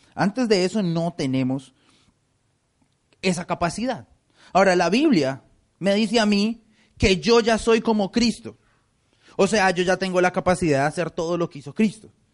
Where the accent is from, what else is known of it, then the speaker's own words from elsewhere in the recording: Colombia; now in United States; En mi país, en Colombia